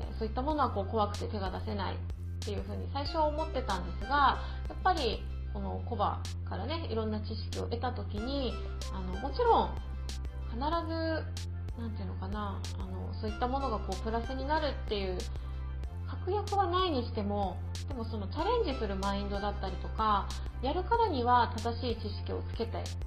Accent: Okinawa, Japan; moved away as an adult; also born or lived in Tokyo; 沖縄生まれ沖縄育ちではあるんですけれども

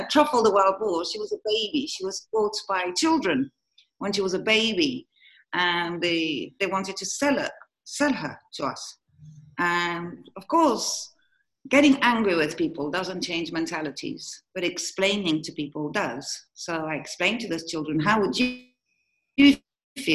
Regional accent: Morocco; I was born here in Morocco

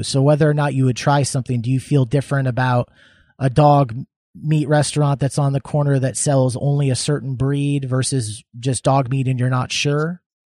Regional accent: United States; I understand there are cultural values at play that I didn't grow up around where I grew up in the United States.

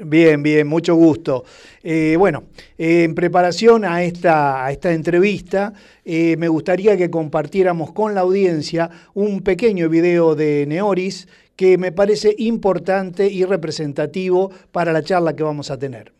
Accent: Rosario, Santa Fe, Argentina; como rosarino

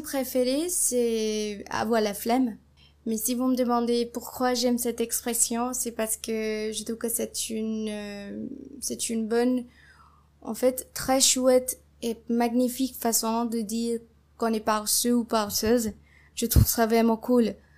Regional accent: India; French is a second language; je viens de l'Inde

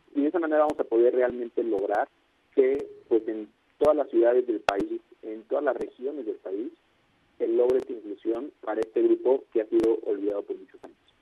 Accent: Mexico; somos mexicanos todos

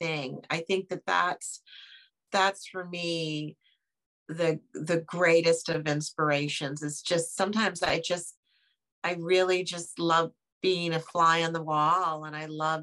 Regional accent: New York City, New York, United States; I am a New Yorker

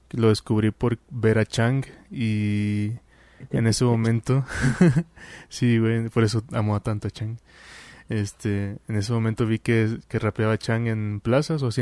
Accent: Mexico; siendo mexicano pues ahí van a estar presentes, más de un mexicano.

